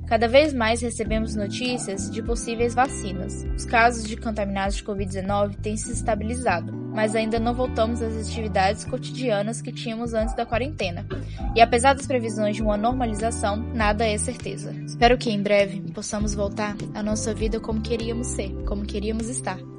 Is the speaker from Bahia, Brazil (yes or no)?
yes; Teixeira de Freitas, Bahia, Brazil; moved away as an adult; now in Belo Horizonte, Brazil; eu sou baiana, natural do sul da Bahia, e há dois anos eu vim para Belo Horizonte para poder estudar